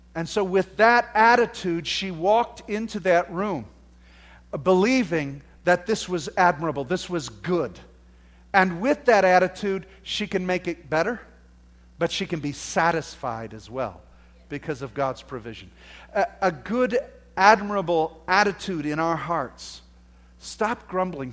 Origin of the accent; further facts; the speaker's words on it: United States; because we're from America, we have this, that's just our culture